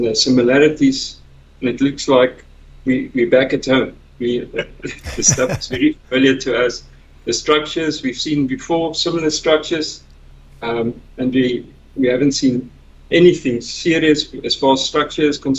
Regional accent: South Africa; I'm also from South Africa

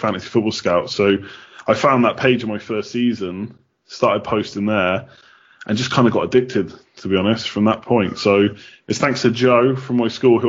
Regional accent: England, United Kingdom; moved away as an adult; now in Galway, Ireland; I'm not Irish, as you might be able to tell. I'm from England originally, but I moved over several years ago

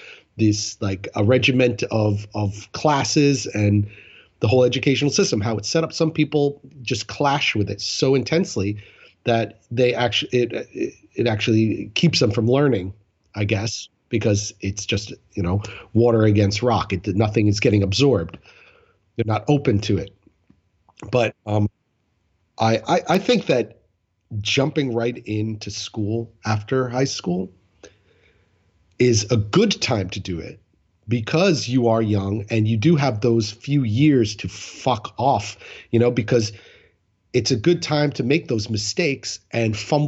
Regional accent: Rockland County, New York, United States; moved away as an adult; also born or lived in Florida; I was in Rockland County, where I grew up in New York

